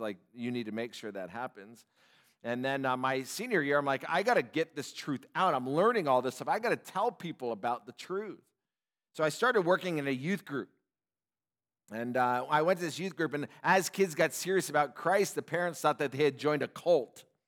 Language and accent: English; Upland, California, United States; I grew up in Southern California in Upland, Ontario area